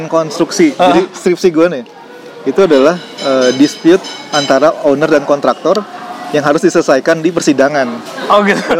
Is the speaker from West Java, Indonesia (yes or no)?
yes; Bandung, West Java, Indonesia; Gue besar di Bandung Besar di Bandung. Uh, gue SMA di Bandung.